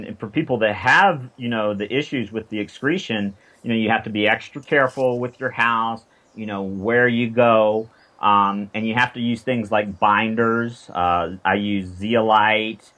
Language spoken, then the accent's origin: English; South Carolina, United States; I'm from South Carolina